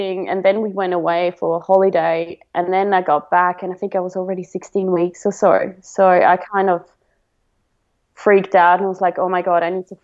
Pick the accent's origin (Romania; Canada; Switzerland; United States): Switzerland; now in Victoria, Australia; I'm from Switzerland, so in Switzerland it's very common to go